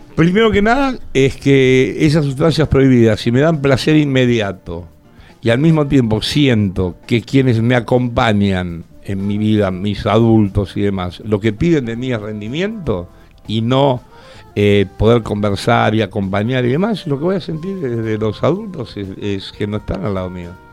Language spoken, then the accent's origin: Spanish; Argentina; como buen argentino que soy